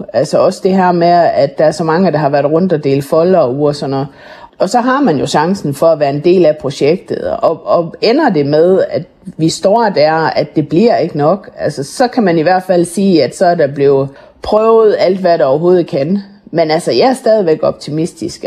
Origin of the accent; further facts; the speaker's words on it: Jutland, Denmark; vi er sindige jyder